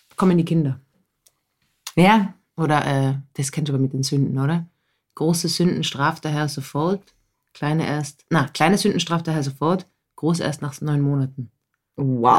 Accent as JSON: {"language": "German", "country": "Austria", "said": "ich bin ja keine typische Österreicherin."}